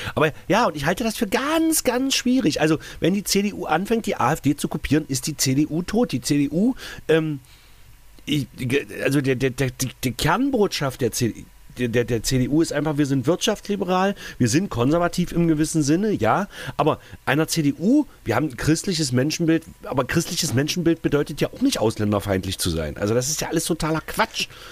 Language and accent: German; East Germany, Germany; mein ostdeutsches Patriotenherz